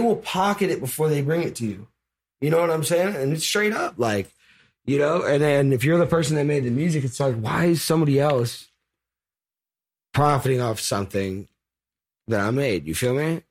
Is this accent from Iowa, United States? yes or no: no; El Cerrito, California, United States; I'm actually from El Cerrito, California.